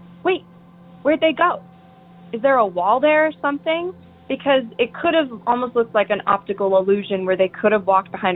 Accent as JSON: {"language": "English", "town": "Tacoma", "region": "Washington", "country": "United States", "tie": "born or raised there", "said": "I'm calling from Tacoma, Washington"}